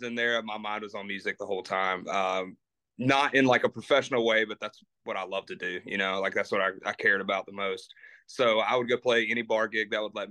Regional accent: Kannapolis, North Carolina, United States; moved away; also born or lived in Nashville; my hometown

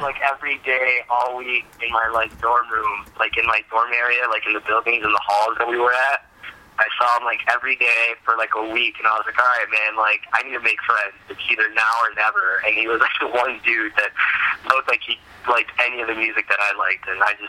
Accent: Miami, Florida, United States; moved away as an adult; also born or lived in Puerto Rico / Dominican Republic / Germany; now in Lansing, United States; I was born in Puerto Rico and stayed there for a little bit, and then moved to Dominican Republic and lived there for a while, and then moved to Germany, and then finally ended up in Miami, Florida, where I lived until I was about 18

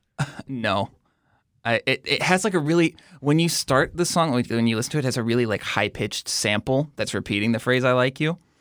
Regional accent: Missouri, United States; also born or lived in Kuwait; I grew up in Missouri

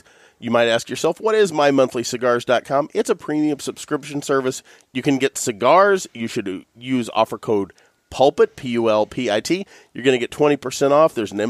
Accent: southern Illinois, United States; accent: Southern; When I was growing up here in southern Illinois, I would go to statewide events with 4-H and different organizations. And the people that were from Northern Illinois told me I had a Southern accent.

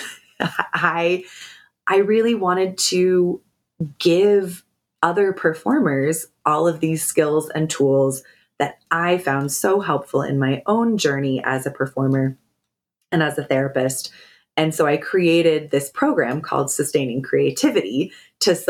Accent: Pacific Northwest, United States; I grew up in the Pacific Northwest

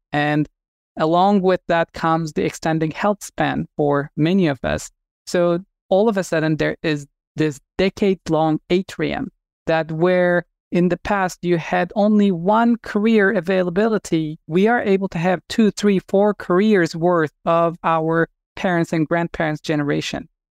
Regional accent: Turkey; moved away as an adult; I'm originally from Turkey and I grew up wanting to be a surgeon. And, uh, I finished medical school in Turkey

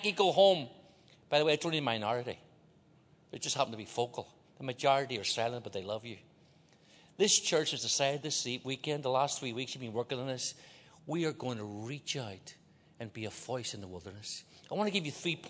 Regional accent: Belfast, Northern Ireland, United Kingdom; moved away; I grew up in Northern Ireland, Belfast. That's why I talk like this.

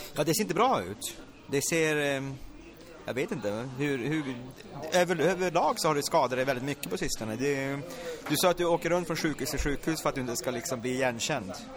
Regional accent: Luleå, Norrbotten County, Sweden; jag är från Luleå själv

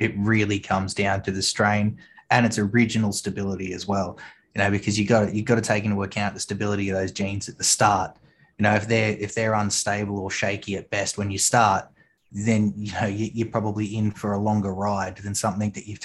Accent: Australia; accent: Australian; my Australian accent

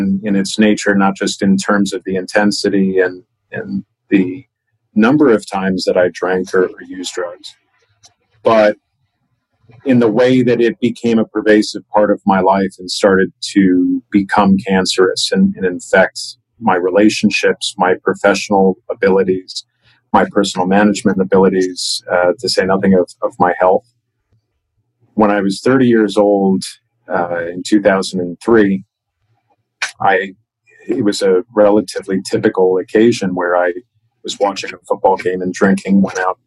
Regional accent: United States; also born or lived in Chicago, Illinois / Washington, D.C. area; I grew up in Chicago and outside of Washington, D.C., where family is located

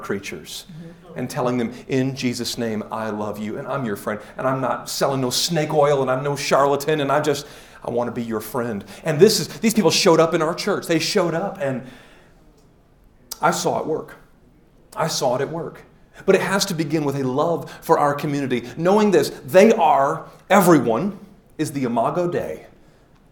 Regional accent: Detroit, Michigan, United States; also born or lived in Woodhaven, Michigan / Nashville, Tennessee; I'm from Detroit

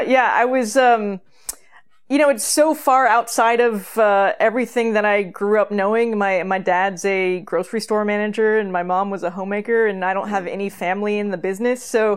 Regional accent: California, United States; Yeah, I grew up in Northern California in a relatively small town in which most of the women became teachers and most of the men became firemen or police officers

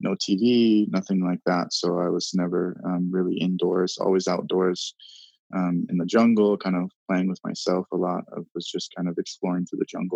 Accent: Hawaii, United States; I was born and raised in Hawaii.

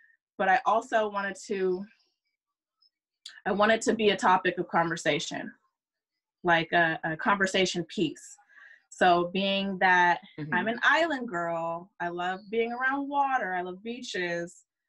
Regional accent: California, United States; I grew up in a predominantly white, I grew up on Travis Air Force Base.

